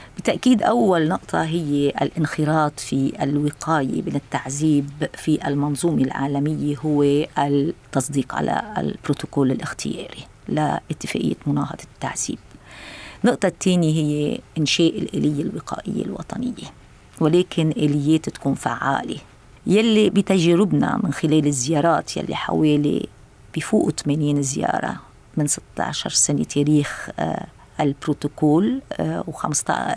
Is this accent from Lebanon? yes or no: yes; Lebanon; أنا كلبنانية ورئيسة اللجنة